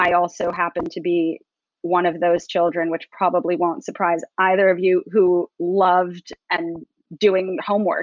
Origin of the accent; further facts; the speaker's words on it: New York, United States; growing up in New York, it certainly makes you grow up faster